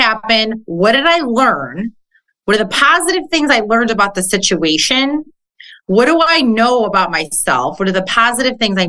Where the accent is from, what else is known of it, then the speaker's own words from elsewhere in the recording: Chicago, Illinois, United States; moved away as an adult; also born or lived in Jersey Shore; now in Pittsburgh, United States; I'm originally from Chicago